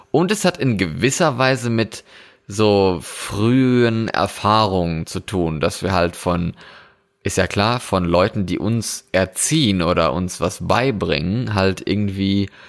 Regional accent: Germany; wenn man jetzt in meine alte Heimat in Deutschland guckt, und dann sieht man da ähm, diese Schützenfeste, die es ja in jedem Dorf gibt.

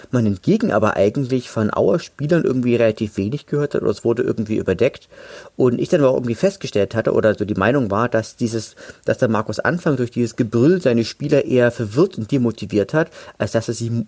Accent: Schwarzenberg, Saxony, Germany; ja stimmt, ich komme ja auch aus dem Erzgebirg, ich komme, ja aus Schwarzenberg und äh, war, war total irritiert, weil das war, war wieder so ein Gefühl von Heimat.

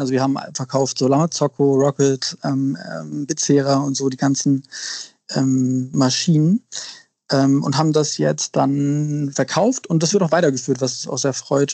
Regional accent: Lüneburg Heath, Lower Saxony, Germany; moved away as an adult; also born or lived in Australia / Milan / Paris / London; now in Hamburg, Germany; ich bin in Hamburg geboren, und deswegen würde ich mich schon auch als Hamburger bezeichnen. Ich bin äh, zwar auf dem Land groß geworden, also in Niedersachsen in Lüneburger Heide

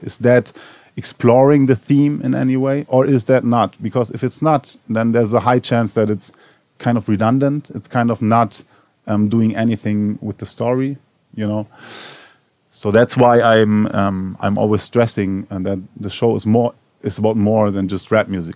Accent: Berlin, Germany; I am from Berlin Neukölln and, and Tempelhof, so was raised there

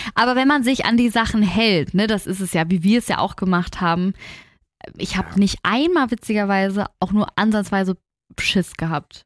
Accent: Hamburg, Germany; bei uns in Hamburg

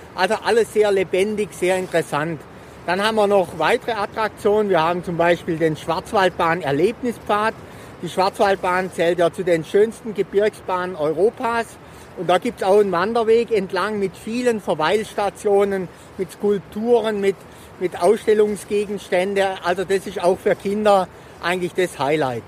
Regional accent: Triberg, Baden-Württemberg, Germany; Ich bin jetzt hier in meiner Heimatstadt seit etwa 20 Jahren

